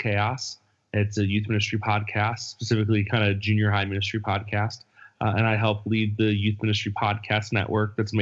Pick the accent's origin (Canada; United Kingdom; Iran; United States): United States; Buffalo, New York; now in California, United States; my upbringing in Buffalo